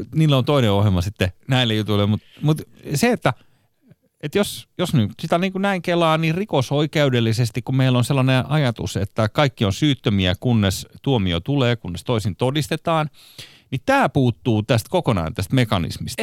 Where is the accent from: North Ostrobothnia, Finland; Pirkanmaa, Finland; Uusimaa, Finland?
Uusimaa, Finland; Espoo; itse olen Kirstinmäestä, eli voisi sanoa, että Espoon keskuksen viereisestä